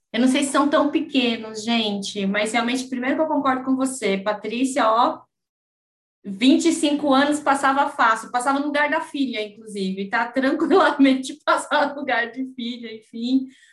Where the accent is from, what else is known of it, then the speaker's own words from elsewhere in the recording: São Paulo, Brazil; eu aqui nascida e criada em São Paulo